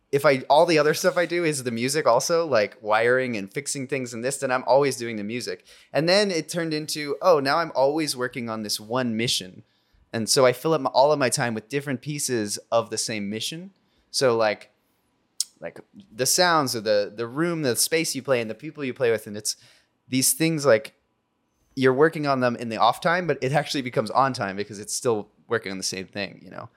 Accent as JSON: {"language": "English", "town": "Culver City", "region": "California", "country": "United States", "tie": "born or raised there", "said": "I grew up in Culver City"}